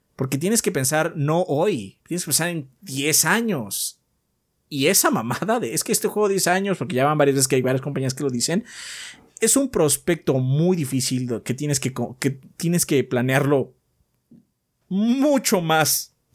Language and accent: Spanish; Mexico; soy mexicano